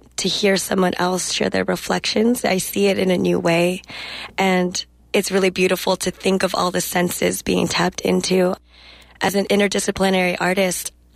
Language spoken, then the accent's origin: English; Salinas, California, United States; first language English; I was born and raised in Salinas, California, which is heart and center of agriculture in California